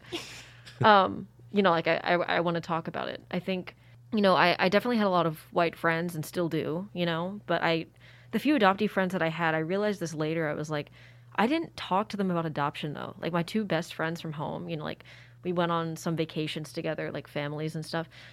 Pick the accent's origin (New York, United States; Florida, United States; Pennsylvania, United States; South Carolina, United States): Pennsylvania, United States; Philadelphia; also born or lived in Sanshui, China; I went to P A, where I'm from, Philly. Grew up there.